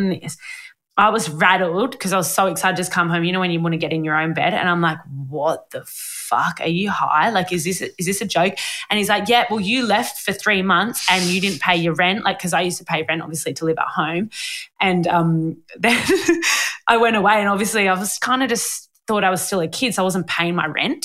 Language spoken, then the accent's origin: English; Sydney, New South Wales, Australia; also born or lived in Lane Cove / Mosman / Balgowlah; I always lived in Narrabeen and Warriewood my whole life, which are two suburbs that are right next to each other.